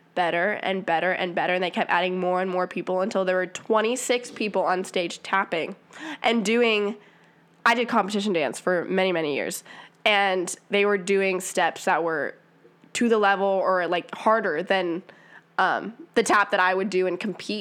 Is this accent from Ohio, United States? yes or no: yes; around Wright State, Ohio, United States; I grew up around Wright State